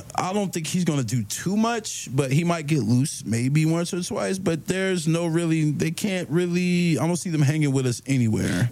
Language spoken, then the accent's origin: English; Maryland, United States; I'm from Maryland